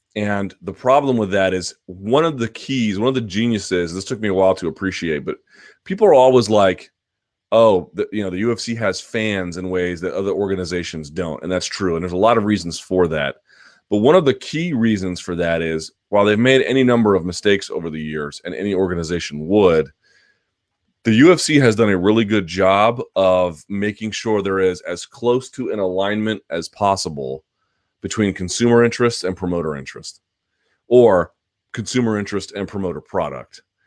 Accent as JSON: {"language": "English", "town": "Washington", "region": "District of Columbia", "country": "United States", "tie": "born or raised there", "said": "Foggy Bottom in my hometown"}